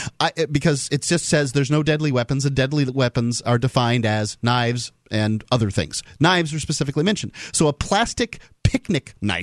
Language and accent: English; the South, United States; Now, I'm from the South